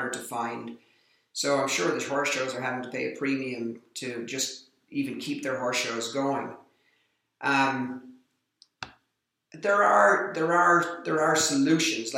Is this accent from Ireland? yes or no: yes; Ireland; being Irish, I have a lot of Irish friends that are involved in the sport